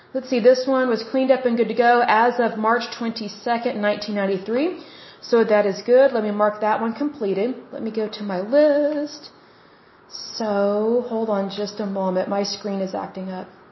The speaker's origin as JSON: {"language": "English", "region": "Oklahoma", "country": "United States", "tie": "born or raised there", "said": "Oklahoma, my home state"}